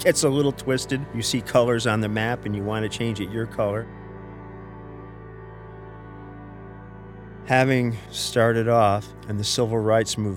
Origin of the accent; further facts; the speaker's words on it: Norwalk, Connecticut, United States; now in New York City, United States; I grew up in Village Creek, which was, I think, the first intentionally integrated community in New England